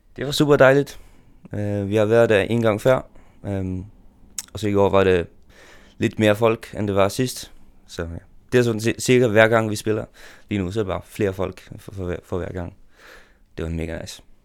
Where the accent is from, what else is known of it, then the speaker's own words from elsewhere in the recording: Faroe Islands; jeg kan godt lide at være færing.